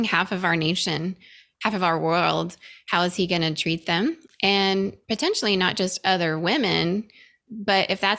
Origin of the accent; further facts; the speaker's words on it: Venezuela; also born or lived in Indonesia; now in California, United States; I grew up in Venezuela in small micro churches as well.